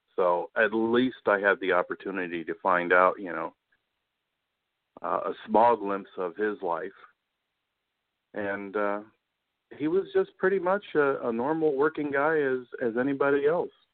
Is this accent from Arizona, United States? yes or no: yes; Tucson, Arizona, United States; now in Newport News, Virginia, United States; I grew up in in Tucson